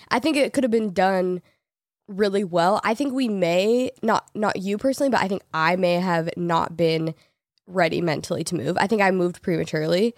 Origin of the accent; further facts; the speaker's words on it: Portland, United States; moved away as an adult; also born or lived in Los Angeles; I grew up in Portland, I lived there my whole life, and then I moved to L A out of high school